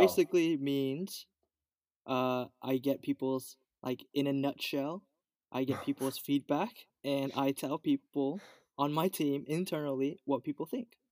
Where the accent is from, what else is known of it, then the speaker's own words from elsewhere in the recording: Los Angeles, California, United States; also born or lived in Koreatown, Los Angeles; I was born in Koreatown. Uh, moved to the Valley when I was four years old. The Great One Eight, the Eight One Eight.